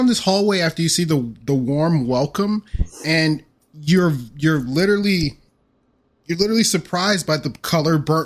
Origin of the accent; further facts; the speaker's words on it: United States; I'm American